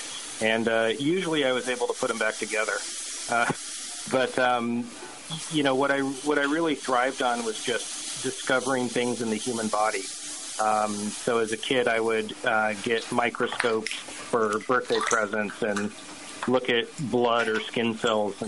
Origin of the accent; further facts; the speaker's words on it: Omaha, Nebraska, United States; I grew up in Omaha, Nebraska, in a Jewish family